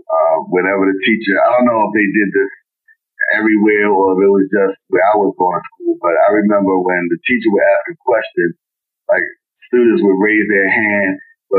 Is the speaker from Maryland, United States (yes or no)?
yes; Baltimore, Maryland, United States; in Baltimore, we say be more